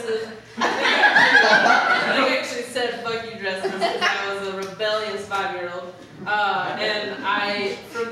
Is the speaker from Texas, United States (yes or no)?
no; North Carolina, United States; I grew up in North Carolina as well